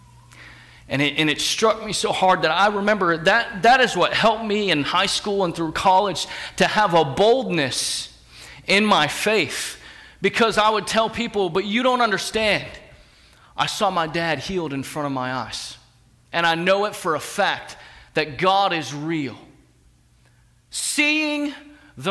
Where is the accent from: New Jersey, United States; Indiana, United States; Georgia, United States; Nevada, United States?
New Jersey, United States; rural; moved away; I'm from New Jersey